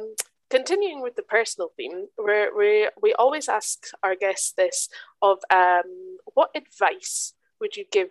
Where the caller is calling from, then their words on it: Germany; In fact, I'm calling you from Germany right now.